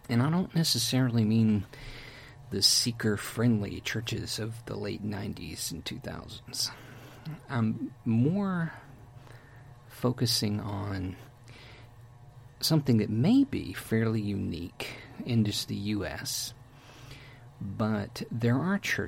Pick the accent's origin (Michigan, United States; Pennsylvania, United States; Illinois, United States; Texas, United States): Texas, United States; I'm from Texas